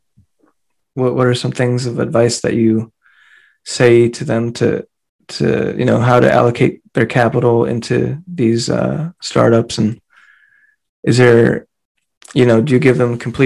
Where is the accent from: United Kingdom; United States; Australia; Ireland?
United States; Silicon Valley, California; I'm from Silicon Valley